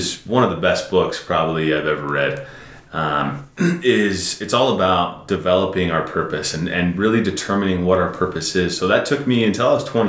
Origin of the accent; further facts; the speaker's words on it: San Francisco, California, United States; I'm from San Francisco